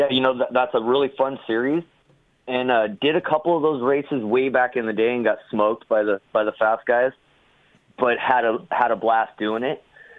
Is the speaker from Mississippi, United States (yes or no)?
no; Glendale, California, United States; I grew up in Glendale.